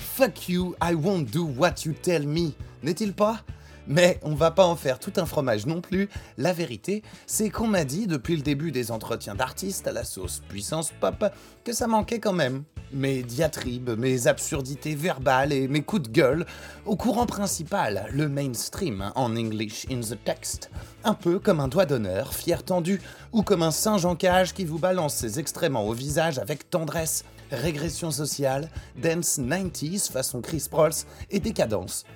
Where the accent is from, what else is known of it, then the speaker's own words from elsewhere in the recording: France; chez nous en France